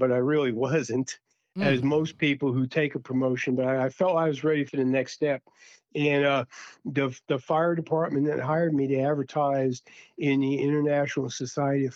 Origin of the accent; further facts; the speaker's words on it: Long Island, New York, United States; moved away as an adult; also born or lived in Fort Bragg, North Carolina / Durham, North Carolina / Cherry Hill, New Jersey / California; I'm from Long Island